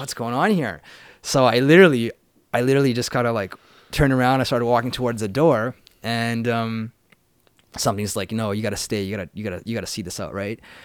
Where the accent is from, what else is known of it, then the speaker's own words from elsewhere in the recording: Vancouver, British Columbia, Canada; also born or lived in Prince George; I grew up in the city of Vancouver